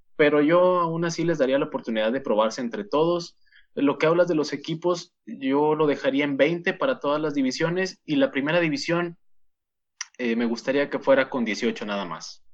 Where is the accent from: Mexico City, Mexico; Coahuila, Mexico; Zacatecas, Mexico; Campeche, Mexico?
Coahuila, Mexico; Saltillo; somos eh, los dos conductores de marcador final y somos de Saltillo, Coahuila